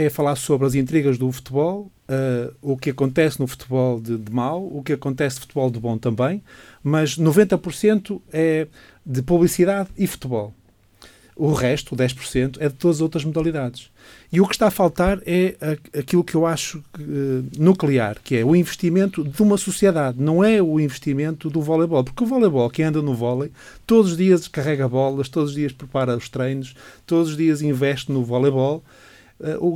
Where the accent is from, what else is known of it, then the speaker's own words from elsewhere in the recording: Braga, Portugal; also born or lived in Porto; nasci em Braga, sim.